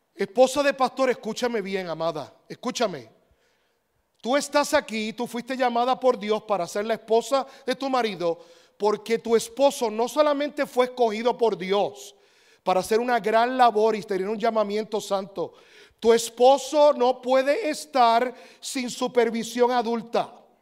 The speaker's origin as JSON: {"language": "Spanish", "country": "Puerto Rico", "tie": "born or raised there", "said": "Yo cuando era niño, yo nací en Puerto Rico"}